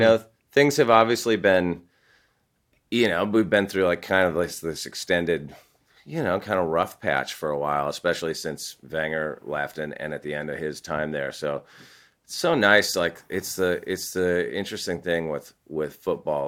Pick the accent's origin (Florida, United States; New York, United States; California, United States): California, United States; I grew up in California